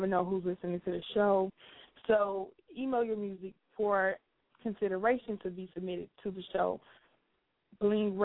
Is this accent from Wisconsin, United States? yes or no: no; Chicago, Illinois, United States; Chicago, my hometown